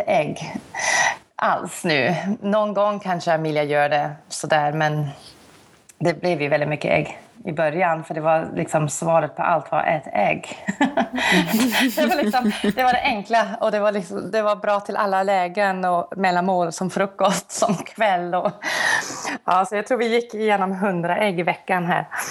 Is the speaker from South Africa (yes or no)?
yes; South Africa; moved away as an adult; now in Sweden; Jag är ju uppvuxen i Sydafrika